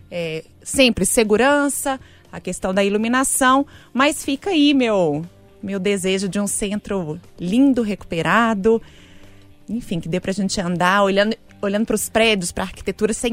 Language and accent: Portuguese; Belo Horizonte, Minas Gerais, Brazil; Nascida e criada em BH.